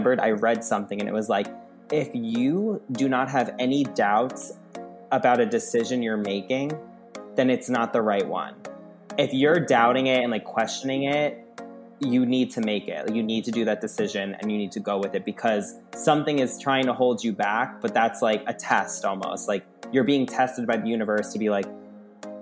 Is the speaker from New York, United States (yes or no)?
yes; Long Island, New York, United States; moved away as an adult; I'm from Long Island, grew up there